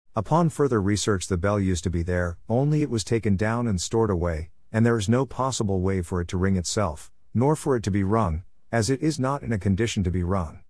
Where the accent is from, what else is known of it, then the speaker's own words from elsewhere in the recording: England, United Kingdom; also born or lived in Farnham, Surrey; Growing up in England